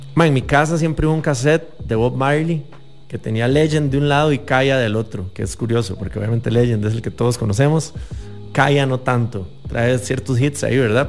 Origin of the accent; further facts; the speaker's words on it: San José, Costa Rica; yo no soy de Limón, pero me siento igual de orgulloso siendo acá de San José